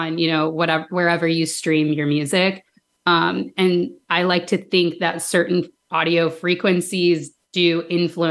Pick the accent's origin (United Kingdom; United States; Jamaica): United States; Danville, Illinois; I grew up in Danville, Illinois